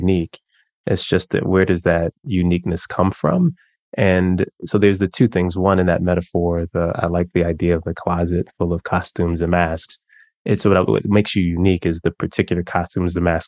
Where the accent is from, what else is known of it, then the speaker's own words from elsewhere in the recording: Chicago, Illinois, United States; also born or lived in Mississippi; I grew up in Chicago